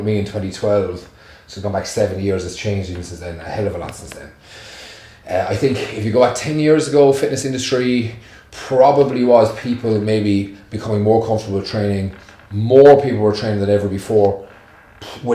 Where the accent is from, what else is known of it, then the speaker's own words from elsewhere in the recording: Clonmel, Munster, Ireland; I'm from Tipperary, right? So I was a country boy from Clonmel in Tipperary